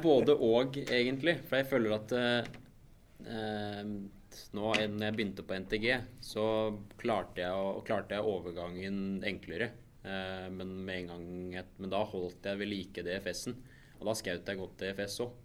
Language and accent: Norwegian; Mysen, Østfold, Norway; hjemme på Mysen